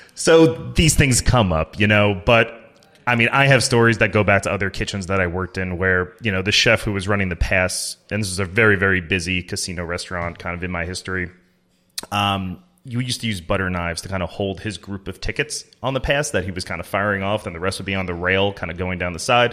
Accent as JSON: {"language": "English", "country": "United States", "said": "I'm from the Jersey, New York area"}